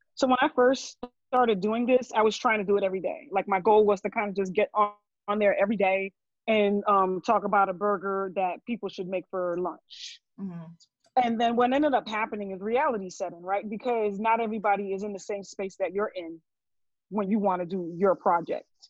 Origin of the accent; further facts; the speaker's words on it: New Jersey, United States; moved away as an adult; also born or lived in Brooklyn, New York; raised in Jersey. I am a Jersey girl all the way.